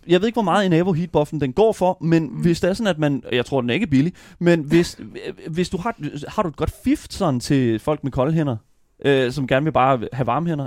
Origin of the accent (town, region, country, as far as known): Denmark